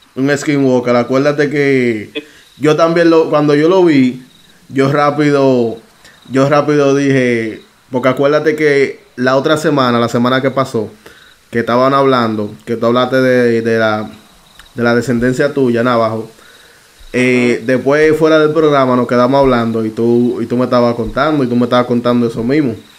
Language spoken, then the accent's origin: Spanish; Dominican Republic; sabe que yo soy dominicano, ¿verdad? Ya República Dominicana.